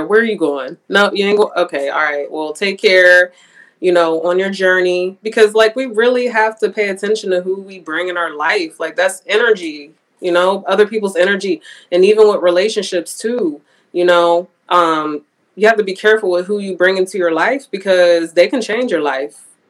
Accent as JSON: {"language": "English", "town": "Pittsburgh", "region": "Pennsylvania", "country": "United States", "tie": "born or raised there", "moved": "as an adult", "lives_now": "Houston, United States", "said": "Pittsburgh, but that don't count because it's my hometown"}